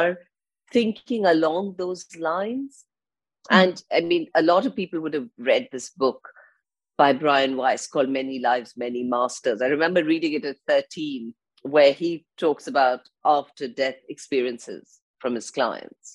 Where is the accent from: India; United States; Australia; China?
India; now in London, United Kingdom; I live in London. And I go back, I'm from India, I grew up in India, so I go back a lot to India